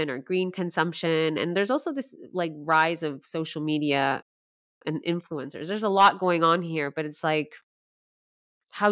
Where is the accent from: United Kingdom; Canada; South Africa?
Canada; now in Sweden; I was born and raised in Canada